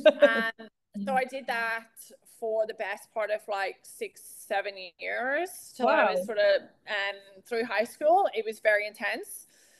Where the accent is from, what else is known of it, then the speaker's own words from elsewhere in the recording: Northern Ireland, United Kingdom; moved away; also born or lived in United States; I'm from outside Belfast, but I'll say right. Belfast.